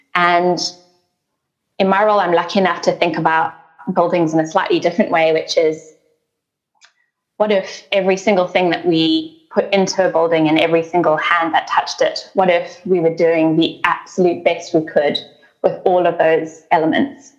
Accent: South Africa; now in Australia; I was born in South Africa and um, I grew up uh, in the context of the changeover from apartheid to a democratic country.

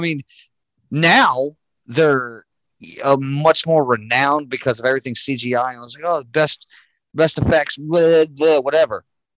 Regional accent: Florida, United States; I'm born and raised in Florida.

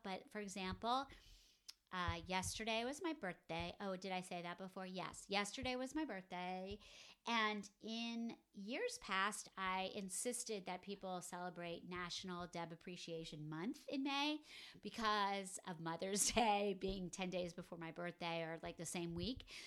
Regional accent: northern New Jersey, United States; I grew up in northern New Jersey

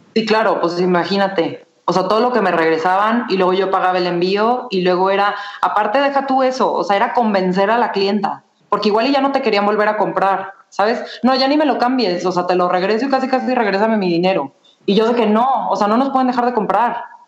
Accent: Guadalajara, Jalisco, Mexico; soy de Guadalajara, estudié mercadotecnia en el ITESO

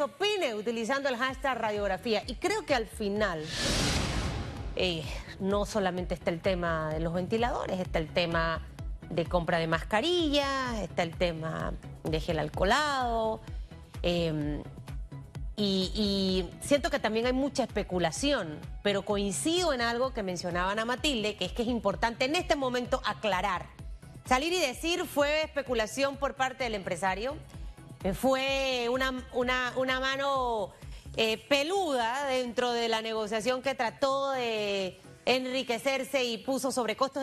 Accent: Panama; como panameña

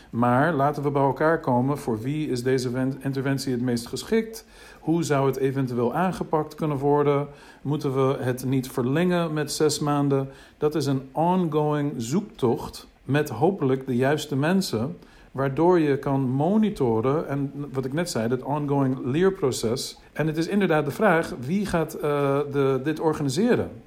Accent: United States; Dutch is a second language; now in Netherlands; Ik kom uit de VS. Ik ben in de VS in Amerika eh, opgegroeid.

